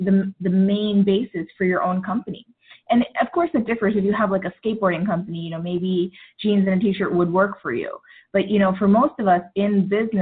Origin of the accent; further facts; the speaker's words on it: New York, United States; I am of Indian descent, and growing up, I grew up in New York